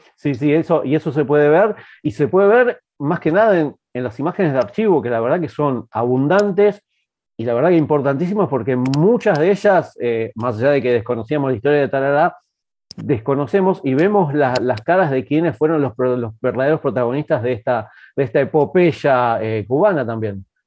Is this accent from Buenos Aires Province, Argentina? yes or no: yes; Avellaneda / Quilmes, Buenos Aires Province, Argentina; yo soy de, Avellaneda Quilmes